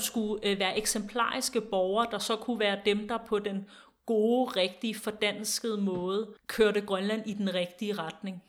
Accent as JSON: {"language": "Danish", "country": "Denmark", "said": "os som danskere"}